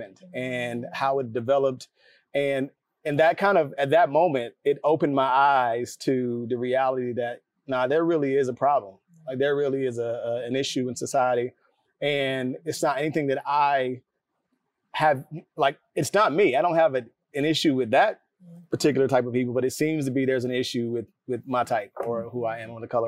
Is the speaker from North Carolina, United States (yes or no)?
yes; North Carolina, United States; moved away as an adult; now in Atlanta, United States; I'm from North Carolina, and in elementary school, my neighborhood was predominantly Black.